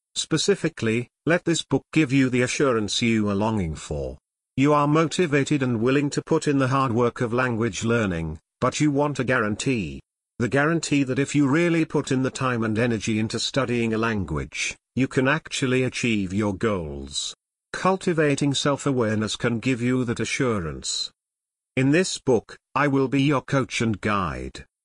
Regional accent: United States; first language English; I was born and raised in the U S and I consider English to be my mother tongue

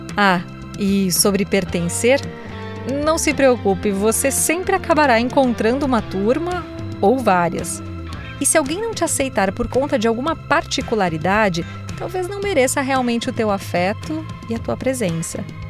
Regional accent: South Region, Brazil; moved away as an adult; now in São Paulo, Brazil; minha cidade natal, que tem lá seus 14 mil habitantes

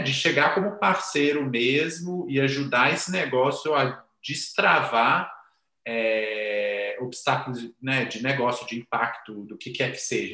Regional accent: Minas Gerais, Brazil; Eu sou muito mineiro

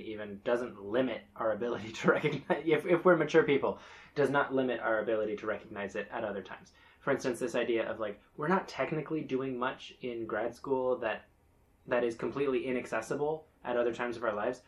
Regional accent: Bethlehem, West Bank, Palestine; moved away; we did Orthodox Christmas sometime growing up in Bethlehem

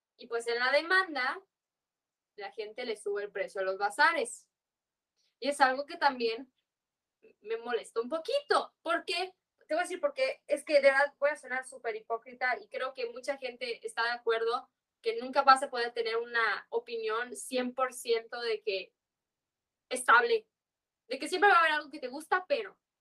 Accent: Yucatán, Mexico; accent: Yucatecan; yo siento que yo hablo muy fresa para ser yucateca

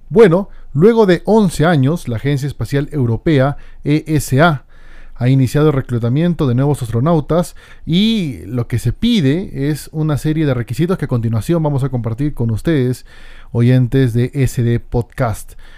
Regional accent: Peru; en mi país, Perú

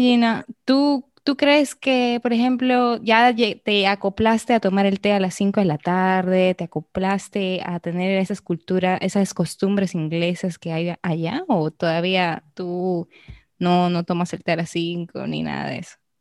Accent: Arequipa, Peru; now in Dominican Republic; yo vengo igual de una ciudad pequeña, Arequipa

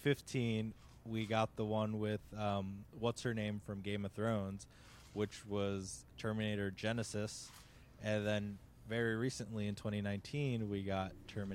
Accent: Boston, Massachusetts, United States; from Boston.

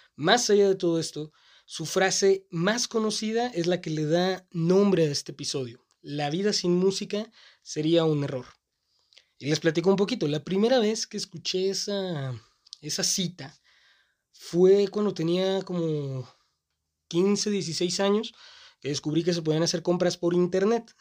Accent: Mexico; Mi ciudad natal tiene esta costumbre de estar un poco retrasada

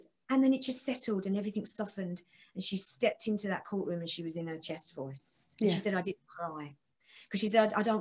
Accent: Essex, East of England, United Kingdom; I'm from Essex, I have to make sure I open my mouth because a lot of us just talk through our teeth really, really quick like

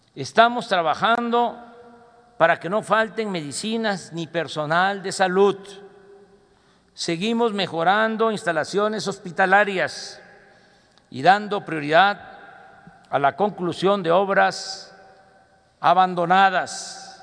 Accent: Mexico; como somos los mexicanos

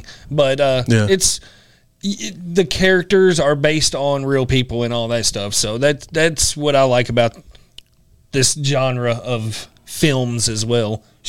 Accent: Nashville, Tennessee, United States; We're from Nashville, Tennessee

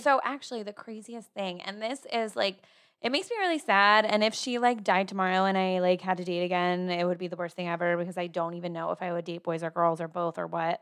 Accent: New Jersey, United States; moved away as an adult; now in Austin, United States; I'm from Jersey

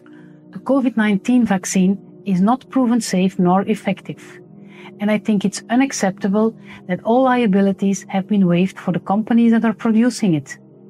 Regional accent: Belgium; I'm a medical doctor from Belgium

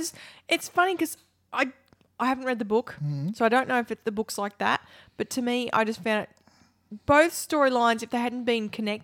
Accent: Tallangatta, Victoria, Australia; also born or lived in Sandy Creek; I was born in Tallangatta, and I, you know, as a small child, I was in Tallangatta.

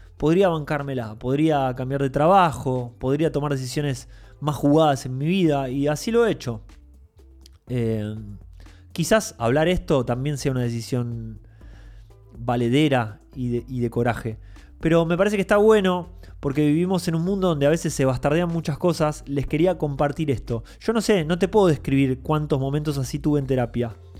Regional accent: Mar del Plata, Buenos Aires Province, Argentina; Yo cuando era chico vivía en Mar del Plata

